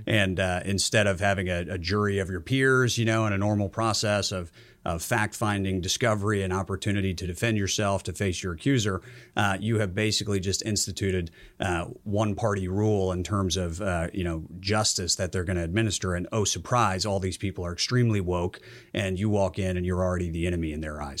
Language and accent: English; Georgia, United States; moved away as an adult; I grew up in Georgia, uh, played high school football down there for a powerhouse